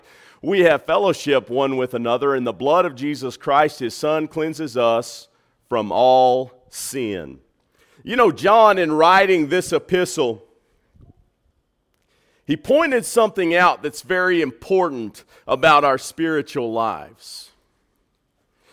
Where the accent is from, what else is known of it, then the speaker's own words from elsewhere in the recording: Texas, United States; I'm from Texas. I'm Texan by birth